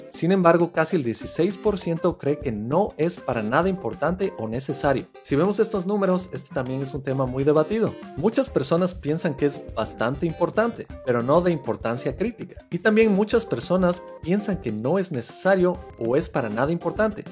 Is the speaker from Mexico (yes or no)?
no; Ecuador; Para Ecuador, de donde vengo